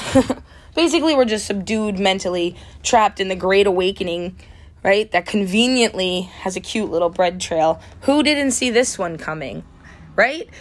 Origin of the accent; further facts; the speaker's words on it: United States; I'm American